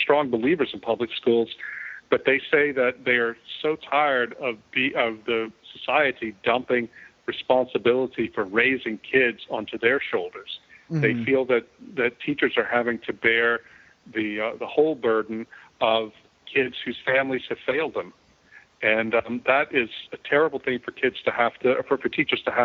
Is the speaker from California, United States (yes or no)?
no; Louisiana, United States; moved away as an adult; also born or lived in Philadelphia; we moved back to my hometown in Louisiana, which is Mayberry